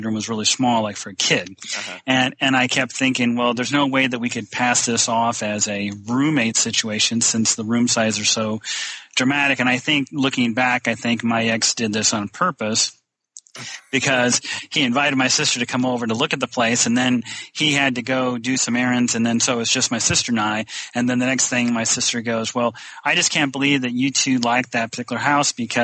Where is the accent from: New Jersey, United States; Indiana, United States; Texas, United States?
Indiana, United States; northern; because I'm from Indiana, northern Indiana.